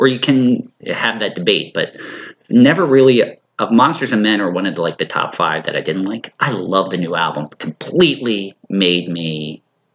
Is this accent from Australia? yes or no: no; Philadelphia suburbs, Pennsylvania, United States; Growing up in the Philly suburbs and living here my whole life